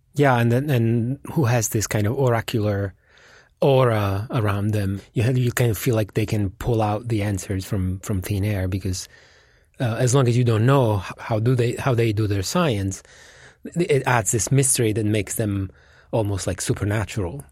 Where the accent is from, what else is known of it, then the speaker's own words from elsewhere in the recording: Italy; moved away; my home country, which is Italy